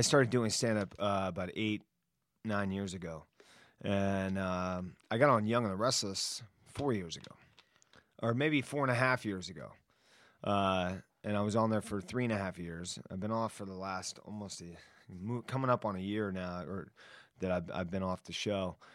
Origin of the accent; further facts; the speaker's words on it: Miami, Florida, United States; moved away; also born or lived in Washington, D.C. / New York; I grew up in Miami